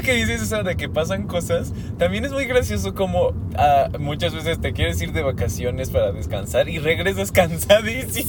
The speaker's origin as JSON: {"language": "Spanish", "country": "Mexico"}